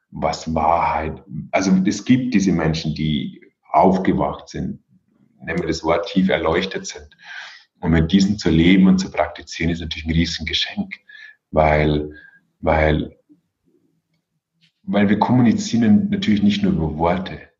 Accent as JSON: {"language": "German", "town": "Regensburg", "region": "Bavaria", "country": "Germany", "said": "Aber ich komme hier aus Regensburg und da gibt es auch einen Zen-Meister."}